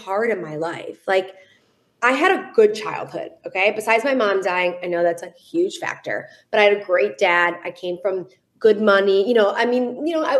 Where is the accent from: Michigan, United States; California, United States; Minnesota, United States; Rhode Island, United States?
Michigan, United States; Detroit; I am from Detroit, Michigan